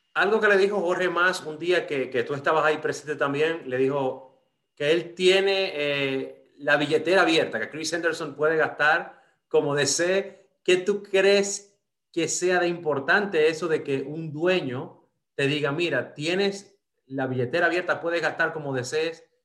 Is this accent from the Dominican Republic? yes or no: yes; Dominican Republic; moved away; me crié en República Dominicana